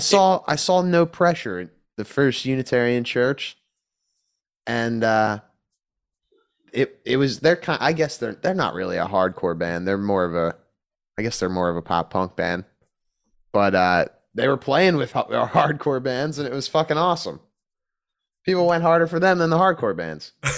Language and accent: English; Philadelphia, Pennsylvania, United States; I'm from Philly, you know, it's not, it doesn't get that cold.